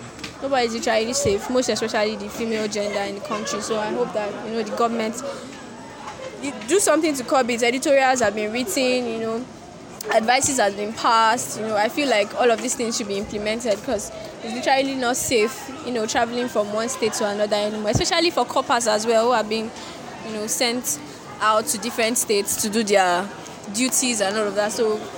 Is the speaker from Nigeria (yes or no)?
yes; Nigeria